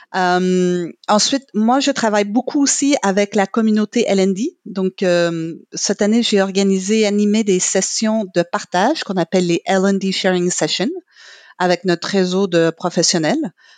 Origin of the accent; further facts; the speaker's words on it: Quebec, Canada; first language English; French is a second language; moved away; je suis québécoise